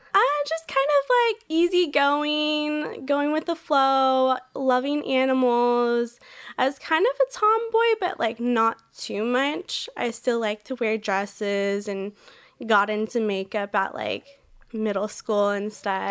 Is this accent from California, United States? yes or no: yes; Orange County, California, United States; I grew up in Orange County, California